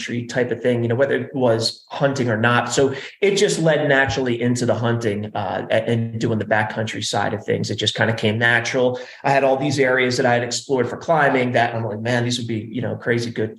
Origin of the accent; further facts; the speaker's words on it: New Jersey, United States; moved away as an adult; also born or lived in Arizona; now in Colorado, United States; I grew up back East